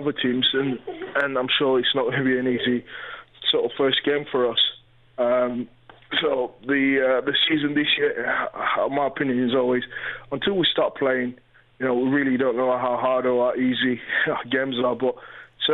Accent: London, United Kingdom; I live in North London. I'm a North London. You know, I grew up in North London. I know the area inside out. I'm local

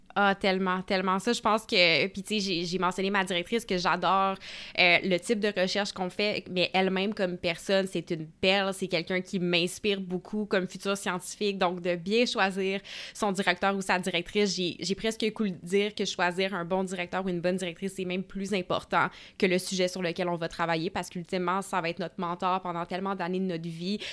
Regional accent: Gatineau, Quebec, Canada; je suis originaire de Gatineau, donc il est juste à côté d'Ottawa.

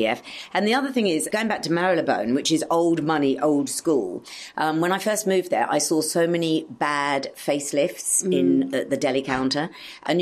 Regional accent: Australia; moved away; I grew up in Australia

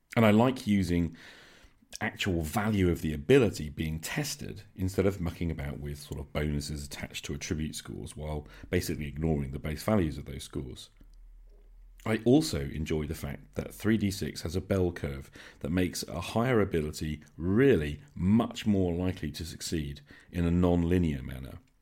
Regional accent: United Kingdom; I'm British

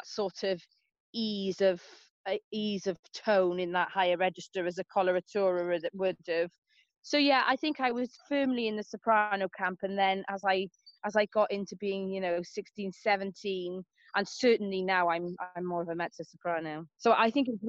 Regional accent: Cardiff, Wales, United Kingdom; I was born in St. David's Hospital in Canton, Cardiff

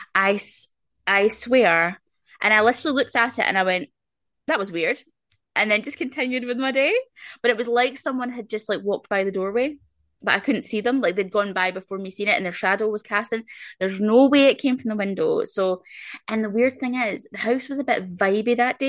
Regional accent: Scotland, United Kingdom; I'm very very Scottish.

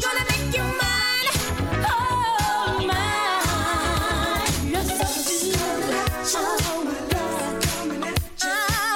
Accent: Southern California, United States; moved away as an adult; now in East Coast, United States; I grew up in Southern California

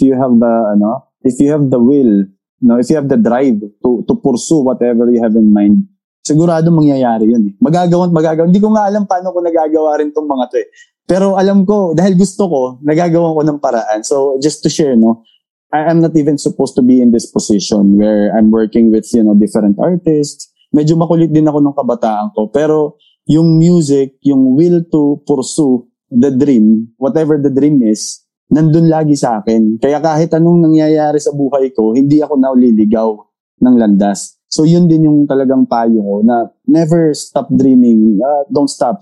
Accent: Tacloban, Eastern Visayas, Philippines; taga Tacloban ako

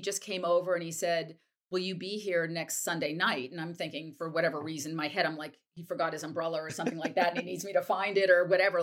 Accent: Wellesley, Massachusetts, United States; moved away; also born or lived in New York; I grew up in a town called Wellesley

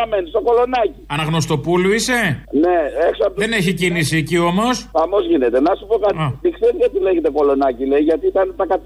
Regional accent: Patras, Western Greece, Greece; είμαστε πατρινοί

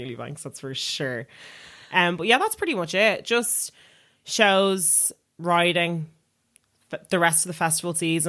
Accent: Dublin, Leinster, Ireland; And I was like, I'm from North Dublin.

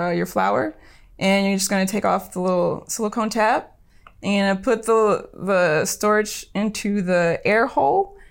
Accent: Long Beach, California, United States; I grew up in Long Beach

